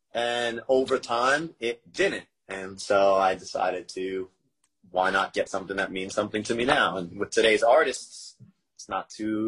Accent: New York, United States; now in San Diego, United States; I was just growing up in New York.

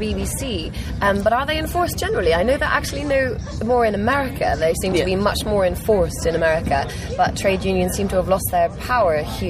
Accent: Ireland; we come from Ireland

